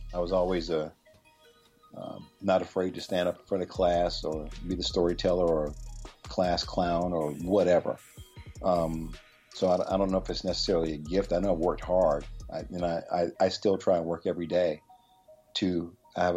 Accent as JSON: {"language": "English", "town": "Chapel Hill", "region": "North Carolina", "country": "United States", "tie": "born or raised there", "also_born_or_lived": "Pittsburgh", "moved": "yes", "said": "I grew up in Chapel Hill, North Carolina"}